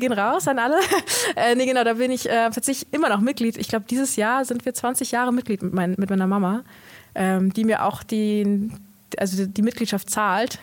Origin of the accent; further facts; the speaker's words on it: North Macedonia; now in Germany; ich komme aus Mazedonien